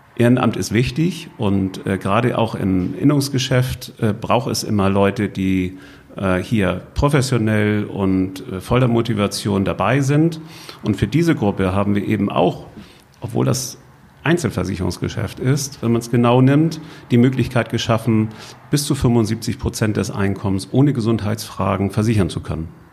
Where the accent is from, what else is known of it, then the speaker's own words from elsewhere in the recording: Husum, Schleswig-Holstein, Germany; Nordfriesland, wo ist das eigentlich? Äh, und dann auch noch die Kreisstadt